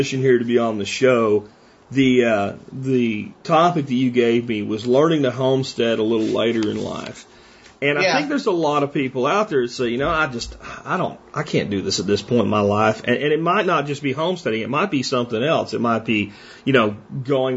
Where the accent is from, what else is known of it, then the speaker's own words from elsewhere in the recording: Pottsville, Pennsylvania, United States; moved away; my hometown that I grew up